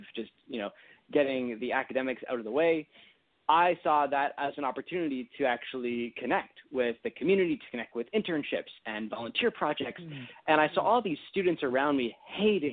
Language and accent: English; Toronto, Ontario, Canada; where I grew up in Toronto